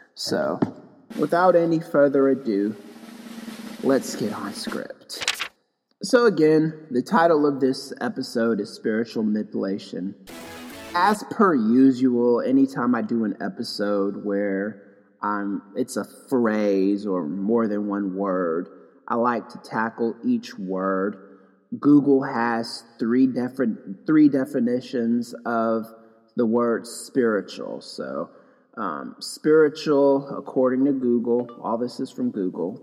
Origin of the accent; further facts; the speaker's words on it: Knoxville, Tennessee, United States; moved away as an adult; also born or lived in Los Angeles, California; now in Pasadena, United States; I went to high school in Knoxville. I went to middle school out there too. So in 1992 ish, after the Los Angeles riots, my family um, had had enough of LA and we moved to Knoxville, Tennessee